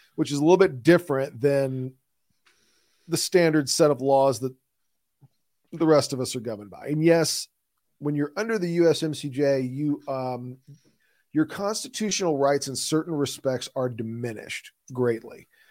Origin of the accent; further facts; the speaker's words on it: Midwest, United States; accent: Midwestern; my Midwestern accent